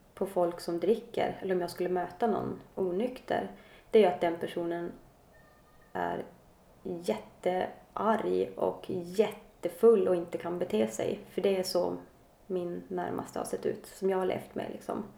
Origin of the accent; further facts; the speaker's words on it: Luleå / Kalix, Norrbotten County, Sweden; moved away as an adult; now in Stockholm, Sweden; Jag kommer från, född i Luleå, mm. uppe i norr. Jag eh, har bott halva mitt liv i Kalix. Eh, när jag var 20 flyttade jag till Stockholm